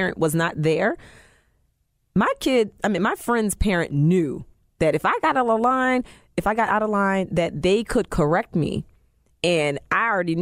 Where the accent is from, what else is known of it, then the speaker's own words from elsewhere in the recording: New Jersey, United States; I'm from Jersey